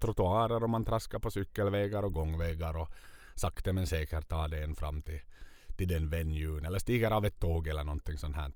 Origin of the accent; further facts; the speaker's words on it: Vaasa, Ostrobothnia, Finland; varifrån vi kommer, från Vasa.